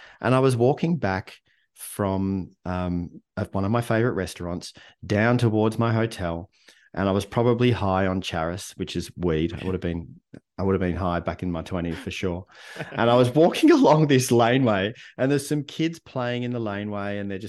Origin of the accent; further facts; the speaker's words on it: Melbourne, Victoria, Australia; it's only weird for me because I grew up in Melbourne, Australia, right?